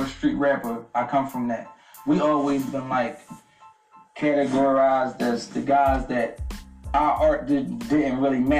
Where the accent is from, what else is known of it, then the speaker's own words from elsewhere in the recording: Philadelphia, Pennsylvania, United States; I'm from North Philly.